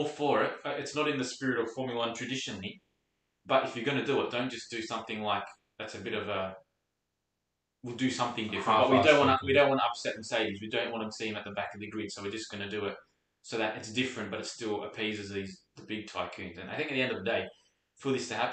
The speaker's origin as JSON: {"language": "English", "country": "Australia", "said": "as an Australian, we read Australian media"}